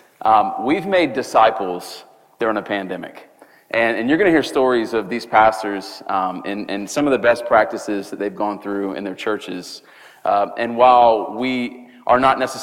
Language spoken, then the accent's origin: English; Charleston, United States; back in Charleston, which is my hometown